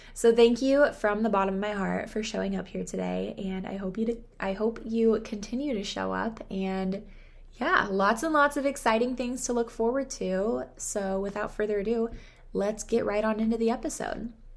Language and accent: English; Southern California, United States; I was born and raised in Southern California